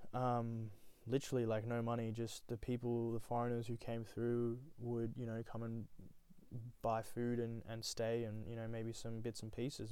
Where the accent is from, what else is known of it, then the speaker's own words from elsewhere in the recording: Australia; also born or lived in Nepal; I was born there and, and then whisked away to Australia under the age of one